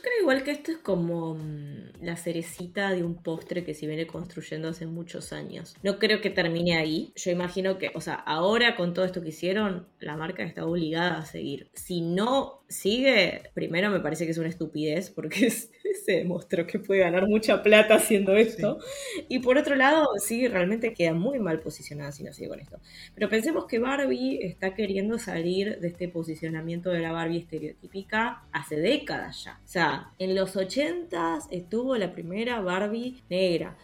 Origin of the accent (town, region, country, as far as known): Argentina